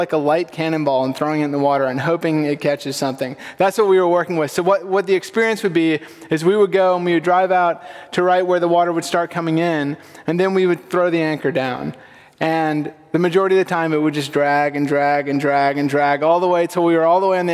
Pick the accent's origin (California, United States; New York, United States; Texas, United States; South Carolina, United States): South Carolina, United States; Sullivan's Island; So I grew up on Sullivan's Island. It's a little barrier island off the coast of Charleston